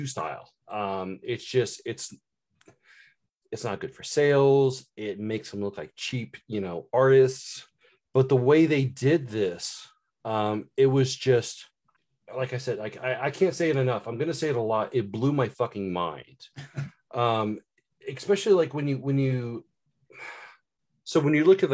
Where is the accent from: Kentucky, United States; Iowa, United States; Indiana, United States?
Indiana, United States; I grew up in Indiana. I live in Indiana. I've grown up all my life in Indiana